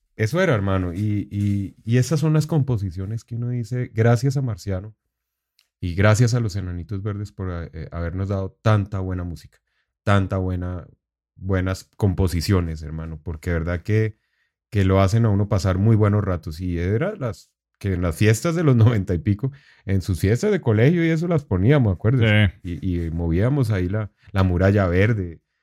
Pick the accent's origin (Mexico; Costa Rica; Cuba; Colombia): Colombia; estaba fuera de Colombia en ese momento